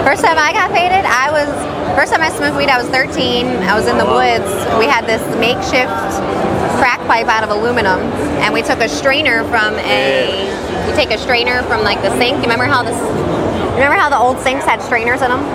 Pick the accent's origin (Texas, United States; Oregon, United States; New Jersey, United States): New Jersey, United States; now in Las Vegas, United States; I'm from Jersey